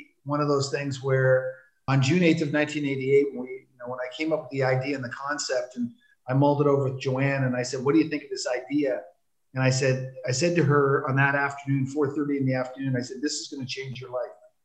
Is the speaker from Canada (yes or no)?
yes; Toronto, Ontario, Canada; also born or lived in Newark, New Jersey; I grew up in Toronto. I was born in Newark, New Jersey.